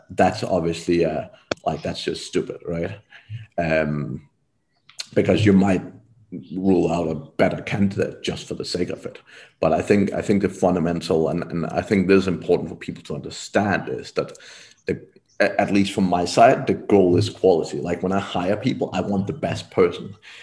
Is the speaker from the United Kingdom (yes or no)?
no; Denmark; moved away; I'm from Denmark originally myself